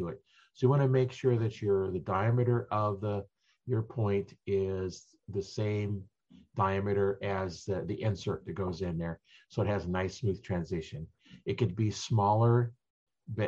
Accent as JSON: {"language": "English", "region": "Nebraska", "country": "United States", "said": "I'm from Nebraska"}